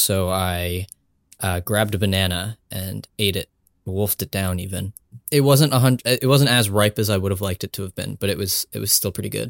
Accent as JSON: {"language": "English", "country": "United States", "said": "I wouldn't know anything about that as an Indian American."}